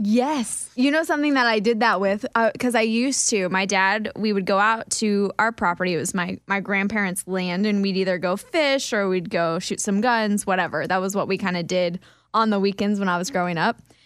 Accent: Kansas, United States; I'm from Kansas, we eat cinnamon rolls with chili

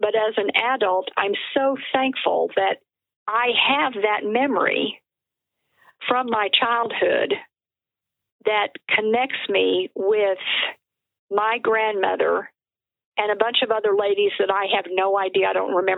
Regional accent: Albuquerque, New Mexico, United States; also born or lived in Dodge City, Kansas / St. Louis, Missouri; I have lived pretty much in New Mexico my entire life. And I think it's probably one of the most beautiful and most diverse states here in the U.S. And I'm really glad that this was where I was raised

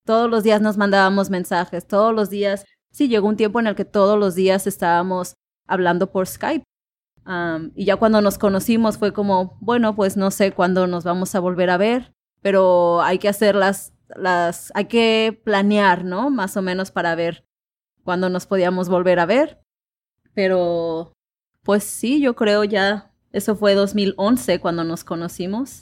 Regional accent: Manzanillo, Colima, Mexico; first language Spanish; also born or lived in Comala; yo soy de, de Manzanillo, Colima, en México.

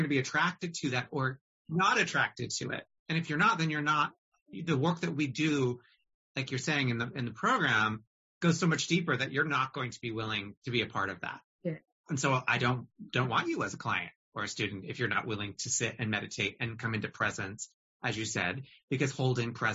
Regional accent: northern upper Midwest, United States; I'm from the Midwest of America, particularly the northern upper Midwest

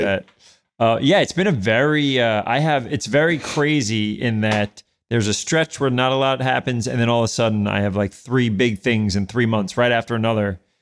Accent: New York City, New York, United States; born or raised there; moved away as an adult; also born or lived in Westchester, New York / Manhattan, New York

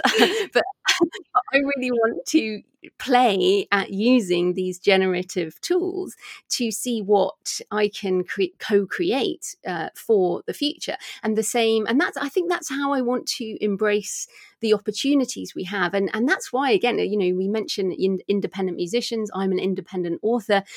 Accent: United Kingdom; I'm a British woman

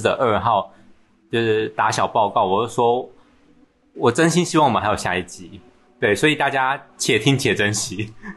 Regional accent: Taiwan; 刚好在台湾正逢夏季，太阳都还没有把疫情杀死，就差一点快，都快把我们台湾人杀死了呢

